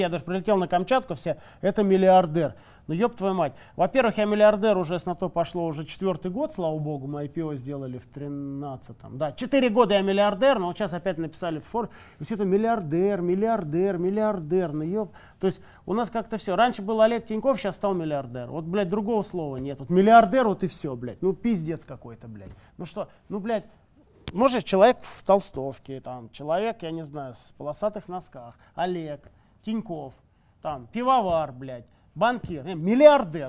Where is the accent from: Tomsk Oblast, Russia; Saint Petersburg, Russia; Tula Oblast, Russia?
Saint Petersburg, Russia; мы же из Питера все